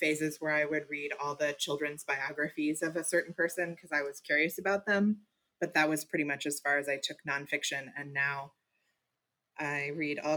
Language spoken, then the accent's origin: English; Louisville, Kentucky, United States; also born or lived in Maine / Massachusetts; So my family moved to Louisville when I was 9. We moved from Maine. So it was a big change for us. And then I have been here all through high school.